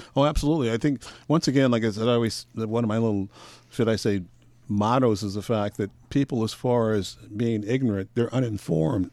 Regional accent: Portland, Oregon, United States; also born or lived in Birmingham, Alabama; now in Astoria, United States; I was raised in Portland

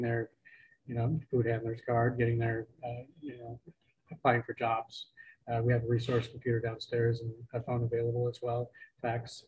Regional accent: Portland, Oregon, United States; moved away as an adult; now in Astoria, United States; I was born and raised in Portland

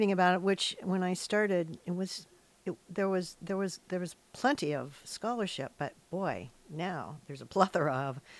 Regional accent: Hillsboro, Ohio, United States; born or raised there; now in Astoria, United States

